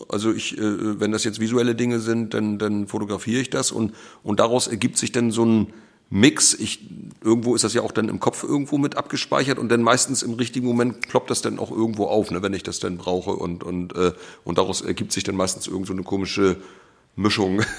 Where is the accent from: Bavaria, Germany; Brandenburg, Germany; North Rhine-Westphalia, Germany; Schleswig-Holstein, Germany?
Schleswig-Holstein, Germany; born there; now in Mecklenburg-Vorpommern, Germany; ich bin ja gebürtiger Schleswig-Holsteiner und äh, bin aber äh, ja jetzt inzwischen also viel mehr Jahre meines Lebens hier in MacPom